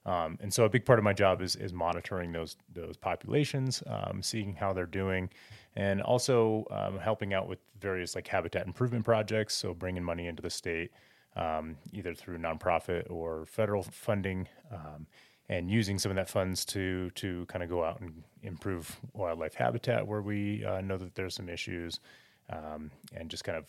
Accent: Cody, Wyoming, United States; I grew up in Cody, Wyoming, outside of Yellowstone.

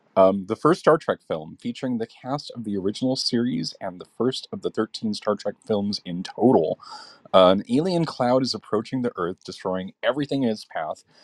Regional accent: Southern California, United States; my family and I grew up in Southern California

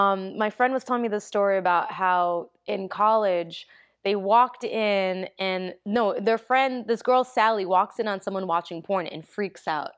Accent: New York City, New York, United States; also born or lived in Okinawa, Japan; I grew up in the Bronx

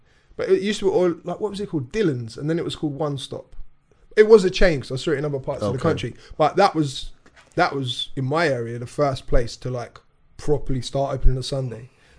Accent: East Sussex, South East England, United Kingdom; So I grew up in East Sussex.

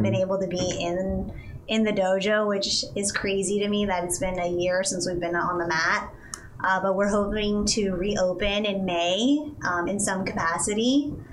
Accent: Bay Area, California, United States; growing up in the Bay

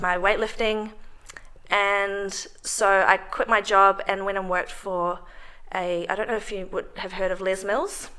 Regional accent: New Zealand; moved away as an adult; now in Melbourne, Australia; I'm from New Zealand

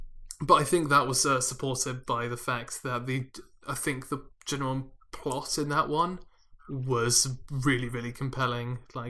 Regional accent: Australia; It's like, I go, g'day, mate. I'm Australian.

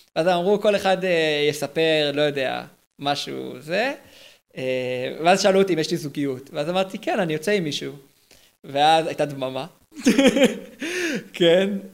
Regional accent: Herzliya, Tel Aviv District, Israel; אני מהרצליה

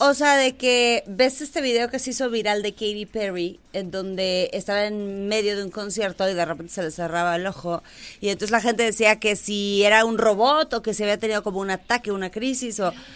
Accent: Mexico; somos nosotros los mexicanos

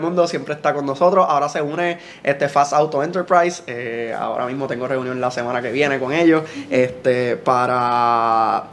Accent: Juana Díaz, Puerto Rico; Yo soy de Juana Díaz

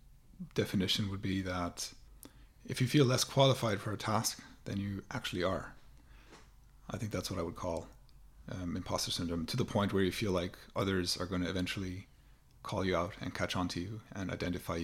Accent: Germany; moved away as an adult; now in Ireland; I'm originally from Germany, and I moved to Ireland about, well, it was 2010.

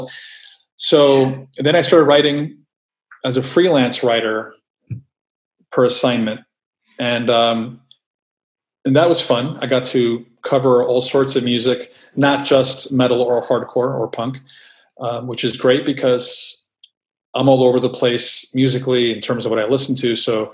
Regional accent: New York City, New York, United States; growing up in New York City, there were places to get zines in stores

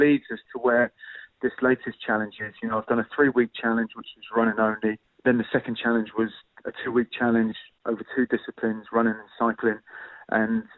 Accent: Southampton, South East England, United Kingdom; representing my hometown club

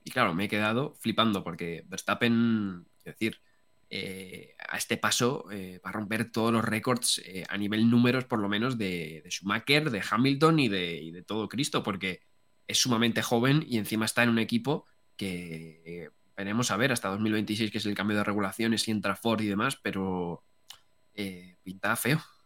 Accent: Madrid, Community of Madrid, Spain; nosotros que somos de, de Madrid

